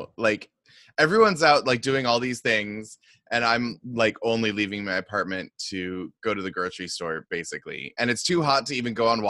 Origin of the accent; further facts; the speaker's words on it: Seattle, Washington, United States; moved away; That's where I'm from. I'm from Seattle originally.